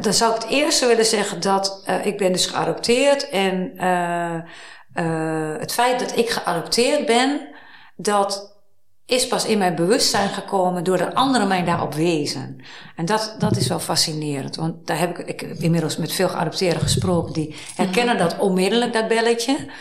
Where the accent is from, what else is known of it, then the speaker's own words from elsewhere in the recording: Twente, Overijssel, Netherlands; also born or lived in Amsterdam; now in Hilversum, Netherlands; ik ben opgegroeid in Twente.